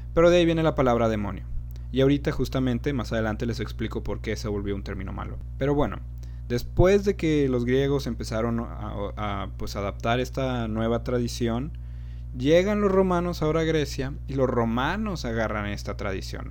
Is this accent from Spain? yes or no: no; Mexico; aquí en México